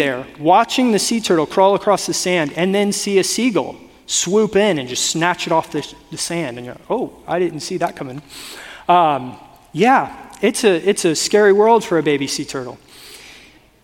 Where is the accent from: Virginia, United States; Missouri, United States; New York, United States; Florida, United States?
Florida, United States; South; now in Northern California, United States; I grew up in, again, South Florida, not even like North Florida.